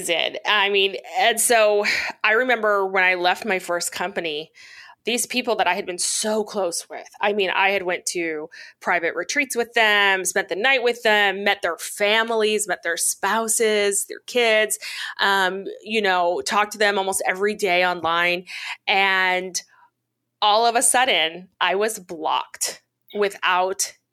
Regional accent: Missouri, United States; I grew up away from my people in this little tiny town of about 20,000 people, 16,000 people in the Midwest in Missouri. And that's where I was raised.

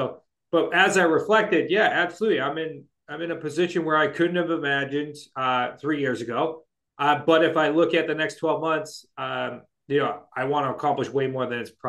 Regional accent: Shrewsbury, Massachusetts, United States; I am not moving back to Shrewsbury, Massachusetts until we live on the other side of town

